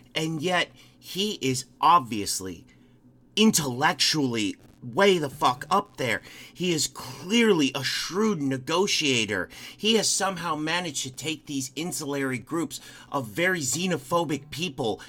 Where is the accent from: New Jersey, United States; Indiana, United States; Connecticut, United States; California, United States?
Indiana, United States; Crown Point; my hometown of Crown Point